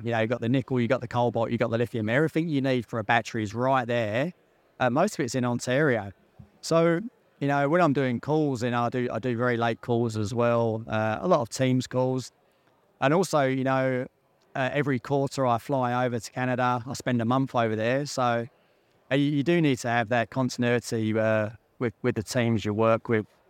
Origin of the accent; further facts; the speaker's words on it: London, United Kingdom; accent: Pommy; moved away; I grew up in North London